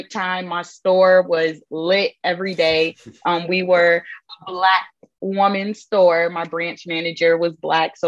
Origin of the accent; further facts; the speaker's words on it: Hinesville, Georgia, United States; I am from Georgia, just South Georgia. I'm from Hinesville, Georgia